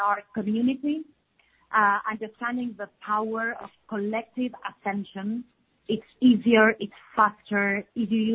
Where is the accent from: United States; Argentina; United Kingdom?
Argentina; now in Samaná, Dominican Republic; we are from Argentina, and our mission moved us to Samaná, Dominican Republic.